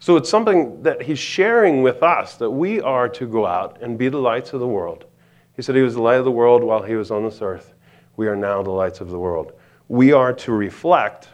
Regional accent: East Coast, United States; now in Montana, United States; I'm from the East Coast

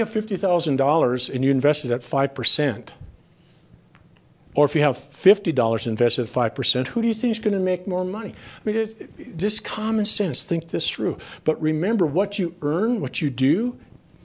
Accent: Minnesota, United States; I come from Minnesota

